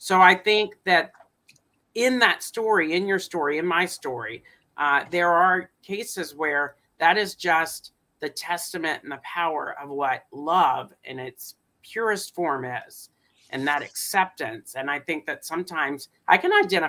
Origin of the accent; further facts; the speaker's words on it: Alabama, United States; moved away; I'm from Alabama originally